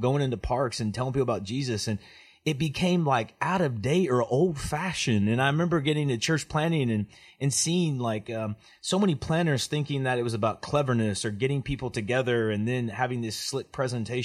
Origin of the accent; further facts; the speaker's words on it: Oklahoma, United States; moved away; also born or lived in Memphis, Tennessee; I grew up in Oklahoma, but came from Memphis, Tennessee